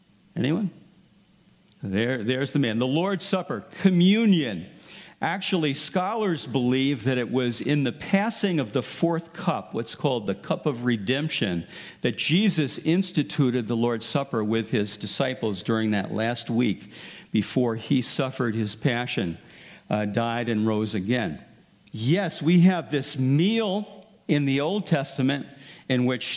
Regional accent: United States; We as American Christians

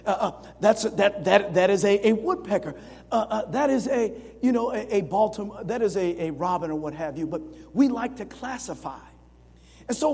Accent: Springfield, United States; When I grew up in Springfield

